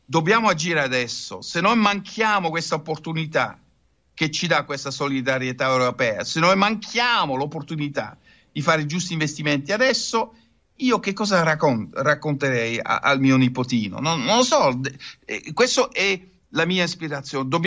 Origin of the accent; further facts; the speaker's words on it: Netherlands; Italian is a second language; È un paese che così presso il mare avrà delle difficoltà, lo so da olandese, ma lo vedo anche per l'Italia.